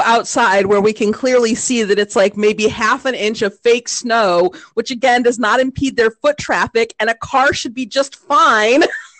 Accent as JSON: {"language": "English", "region": "Midwest", "country": "United States", "said": "I am from the Midwest."}